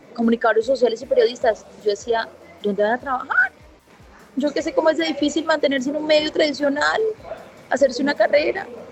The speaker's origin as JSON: {"language": "Spanish", "town": "Puerto Tejada", "region": "Cauca", "country": "Colombia", "tie": "born or raised there", "said": "yo nací en Pueblo Tejada"}